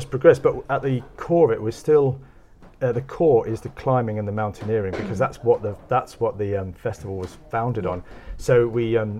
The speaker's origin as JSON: {"language": "English", "region": "London", "country": "United Kingdom", "tie": "born or raised there", "moved": "yes", "said": "I grew up in South London"}